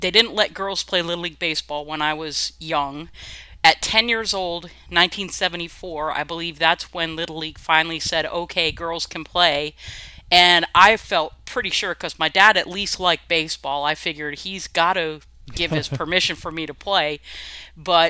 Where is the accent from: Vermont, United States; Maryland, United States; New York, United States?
Vermont, United States; moved away as an adult; also born or lived in Maine / New Hampshire / South Carolina / Arkansas; now in Texas, United States; we grew up in Vermont